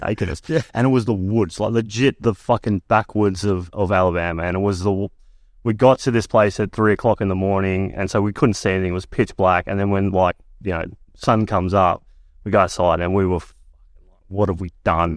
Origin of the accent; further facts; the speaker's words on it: Perth, Western Australia, Australia; also born or lived in Kalgoorlie; moved to Perth, Morley, a Morley boy the rest of my life